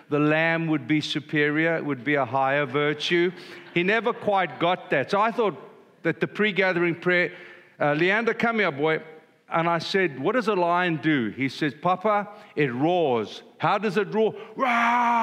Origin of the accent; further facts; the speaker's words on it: South Africa; I'm old and I'm a South African